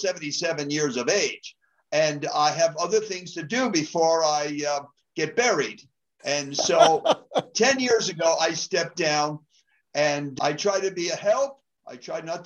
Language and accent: English; New Jersey, United States; moved away as an adult; now in Colorado, United States; I'm originally from New Jersey. I lived first 20 years there. So I'm an East Coast boy